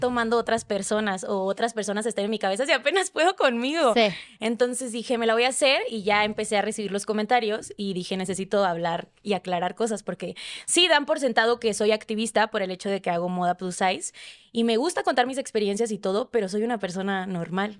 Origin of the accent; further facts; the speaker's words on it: Sonora, Mexico; moved away as an adult; now in Mexico City, Mexico; soy una sonorense que tiene como tres meses viviendo en Ciudad de México